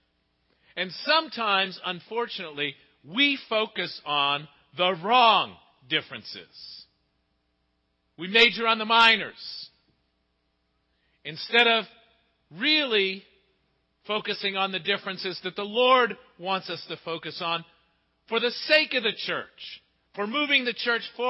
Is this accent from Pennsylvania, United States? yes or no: yes; Pittsburgh, Pennsylvania, United States; growing up in Pittsburgh, 50 years ago, when I was 10 years old